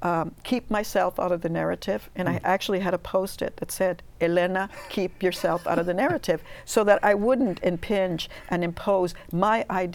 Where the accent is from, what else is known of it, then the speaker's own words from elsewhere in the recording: California, United States; I grew up summers picking in Easton, close to Fresno. My whole family did, as a matter of fact.